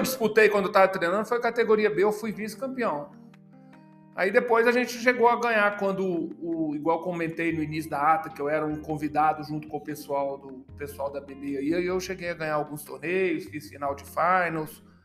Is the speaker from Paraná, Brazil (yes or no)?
no; Belo Horizonte, Minas Gerais, Brazil; moved away; eu já tinha jogado tênis em Belo Horizonte, que eu sou de Belo Horizonte